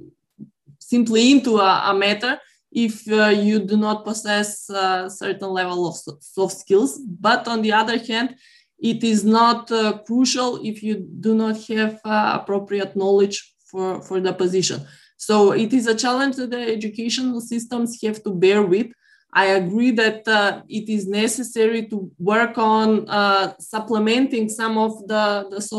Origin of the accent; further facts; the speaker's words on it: North Macedonia; my home country, North Macedonia